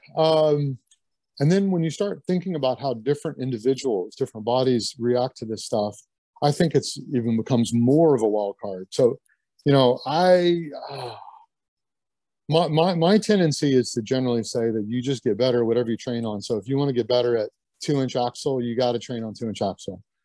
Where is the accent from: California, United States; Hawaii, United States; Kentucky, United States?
Kentucky, United States; Lexington; moved away as an adult; also born or lived in Butte, Montana / Syracuse, New York; growing up in Lexington